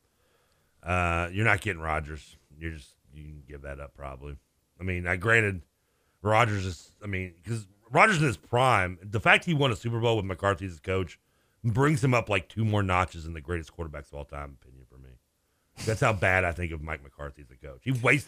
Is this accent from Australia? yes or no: no; Ireland; You know we're Irish, right?